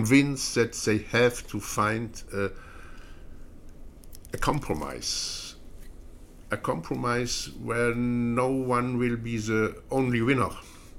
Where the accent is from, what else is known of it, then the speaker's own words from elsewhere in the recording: Belgium; I am coming from Belgium